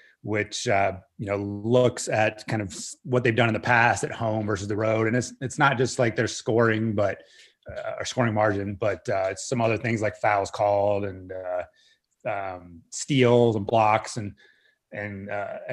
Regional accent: Northern Virginia, United States; born or raised there

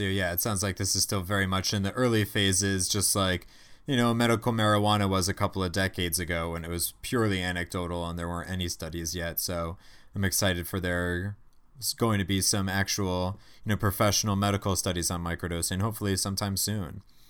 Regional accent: Massachusetts, United States; people in Massachusetts, in my home state

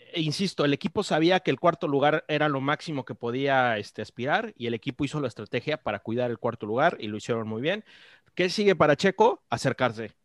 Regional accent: Mexico; como mexicanos

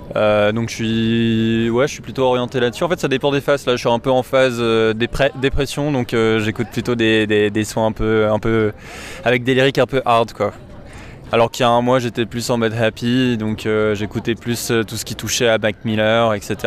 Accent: Paris, Île-de-France, France; je suis parisien et j'ai 25 ans

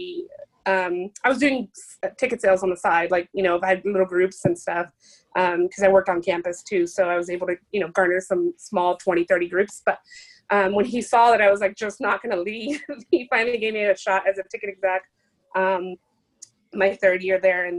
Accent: Laredo, Texas, United States; I'm from a small town. Laredo is a South Texas border town.

